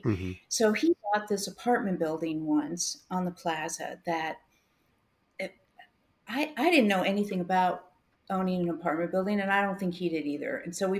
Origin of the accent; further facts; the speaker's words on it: Midwest, United States; Which, and I'm not just saying that because I'm a Midwesterner.